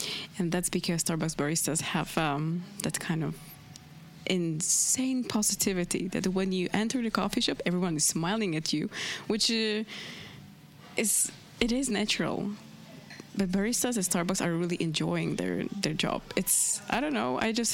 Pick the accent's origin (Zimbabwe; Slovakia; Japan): Slovakia; moved away as an adult; also born or lived in Prague, Czech Republic; I moved from Slovakia to Prague just to study